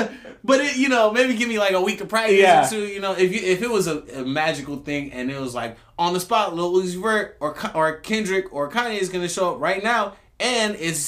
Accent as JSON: {"language": "English", "region": "West Coast", "country": "United States", "said": "I'm from the West Coast"}